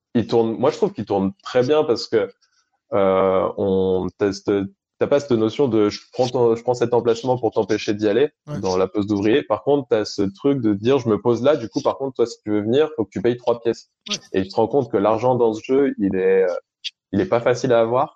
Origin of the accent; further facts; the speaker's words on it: Annecy, Auvergne-Rhône-Alpes, France; also born or lived in Aix-les-Bains; je suis au Savoyard à la base, je suis né à Annecy.